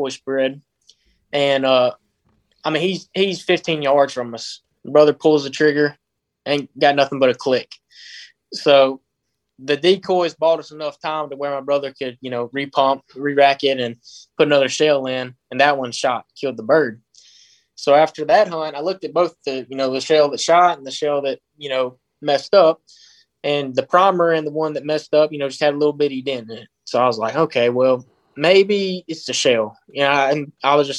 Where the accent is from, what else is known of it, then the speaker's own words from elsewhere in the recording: Choctaw County, Mississippi, United States; I'm from Choctaw